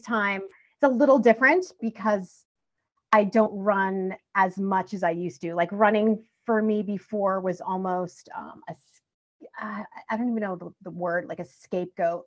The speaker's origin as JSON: {"language": "English", "town": "Bridgeport", "region": "Connecticut", "country": "United States", "tie": "born or raised there", "said": "lived in Bridgeport, Connecticut, till I was 16"}